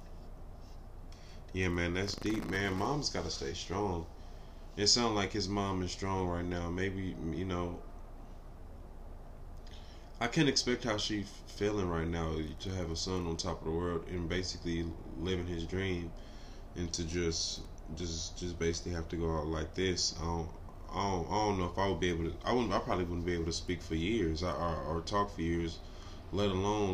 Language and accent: English; Los Angeles, California, United States; I'm from Watts, bro. I grew up in Watts, California.